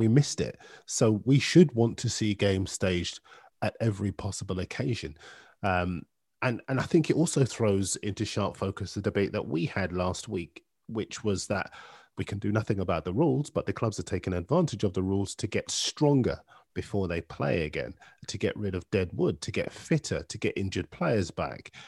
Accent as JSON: {"language": "English", "town": "Bootle", "region": "North West England", "country": "United Kingdom", "tie": "born or raised there", "said": "I was born in Bootle"}